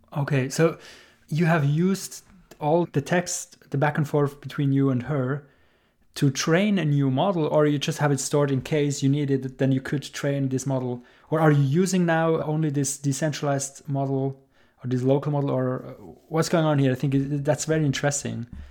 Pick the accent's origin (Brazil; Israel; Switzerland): Switzerland; I'm from Switzerland